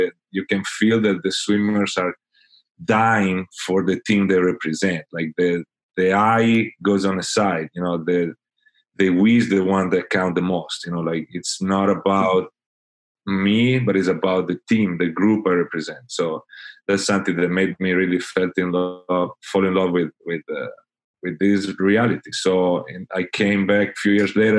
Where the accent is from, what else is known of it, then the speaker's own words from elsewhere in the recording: Italy; now in Fort Lauderdale, United States; I'm originally from Italy, but I moved to Fort Lauderdale, Florida, USA, in 2009.